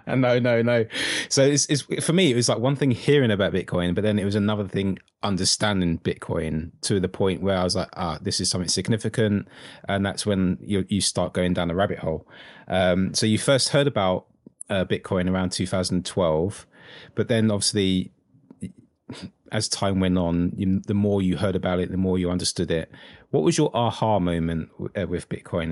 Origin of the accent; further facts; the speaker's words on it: United Kingdom; only Brit in the world that doesn't like football